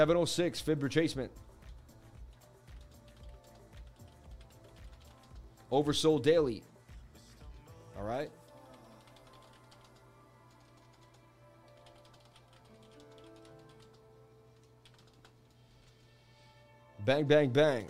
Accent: United States; I'm American, man. I was born in America.

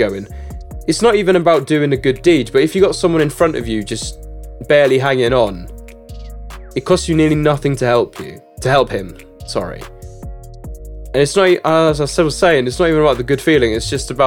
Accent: Czechia; Czech Republic

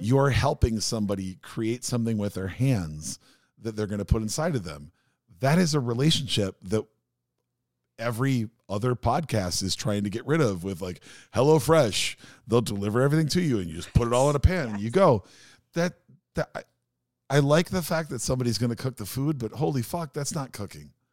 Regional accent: Minneapolis, Minnesota, United States; a really, really painfully shy kid growing up in South Minneapolis

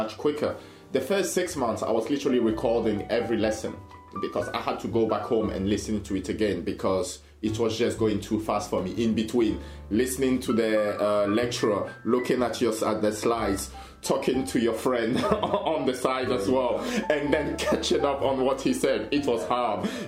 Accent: France; English is a second language; moved away as an adult; also born or lived in Sheffield, United Kingdom; I was from France

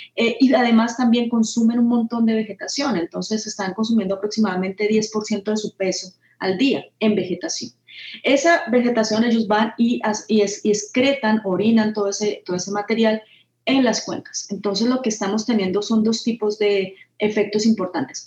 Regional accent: Colombia

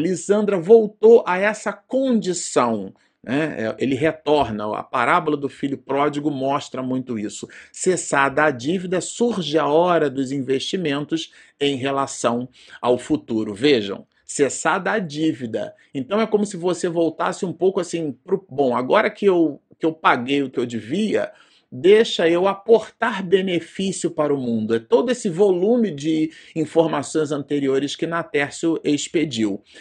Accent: Brazil; estamos gravando vídeo no Brasil e somos brasileiros, né, por pátria

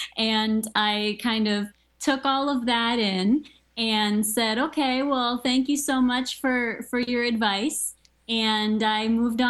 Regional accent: Maryland, United States; I grew up in Maryland. I was right outside of the National Institutes of Health.

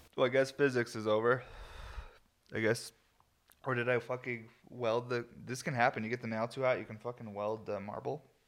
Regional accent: New York, United States; I'm from New York

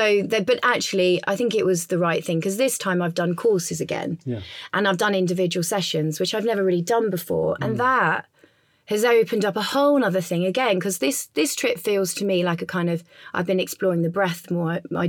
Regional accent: England, United Kingdom; You know, I'm English. My business is there. My family's there. My nephews are there.

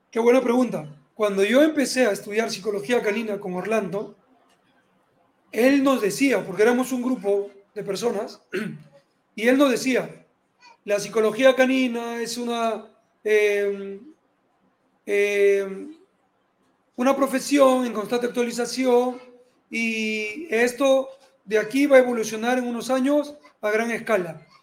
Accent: Peru; yo había decidido ser oficial de la Fuerza Aérea de aquí del Perú

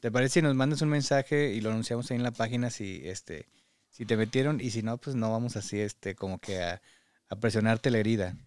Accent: Parras de la Fuente, Coahuila, Mexico; now in Michigan, United States; Parras, de donde yo soy

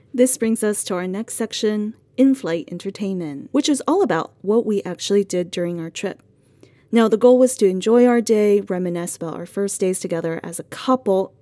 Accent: Sichuan, China; moved away; I am actually from Sichuan

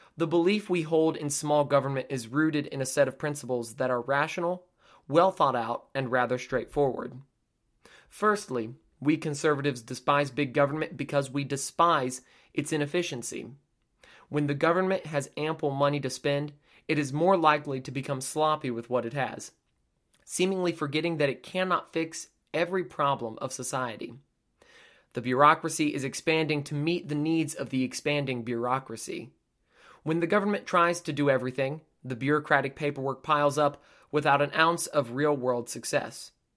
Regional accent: United States; We are a tough, resilient people, but being an American is not for the faint of heart

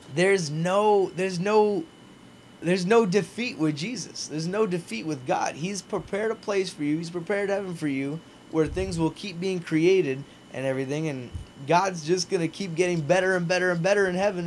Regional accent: Naples, Florida, United States; being back in Naples, being my hometown

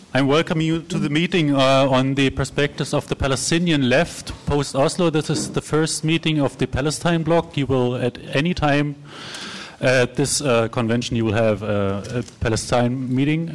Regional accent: Berlin, Germany; I'm from Berlin.

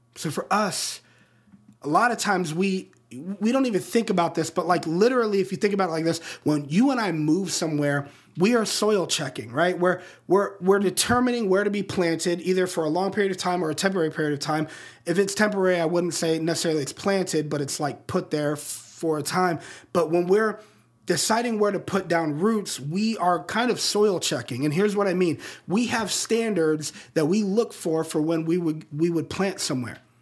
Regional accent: Colorado Springs, Colorado, United States; the Rocky Mountains of my hometown in Colorado Springs

